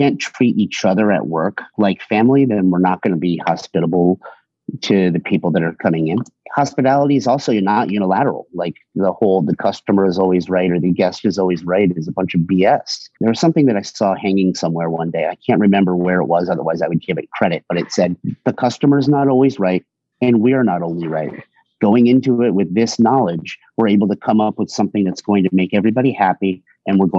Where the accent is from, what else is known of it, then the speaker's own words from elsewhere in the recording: Hartford, Connecticut, United States; now in Boston, United States; I'm from a little bit west of Hartford, spent a lot of time growing up in the Hartford area